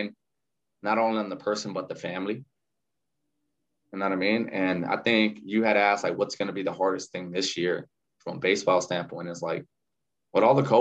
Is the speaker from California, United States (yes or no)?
yes; South Gate, California, United States; moved away as an adult; also born or lived in Arizona; now in San Francisco, United States; I grew up in Southgate. So it's right next to Watts and Downey.